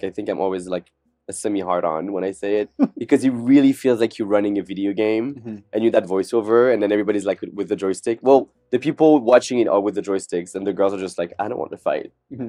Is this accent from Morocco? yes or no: yes; Morocco; moved away as an adult; also born or lived in France / Caribbean; I was born in France, but when I was six, I moved to the Caribbean for 7 years. Then I moved to Morocco for 7 years, which are both countries that speak French as well. But when I went back to France when I was 18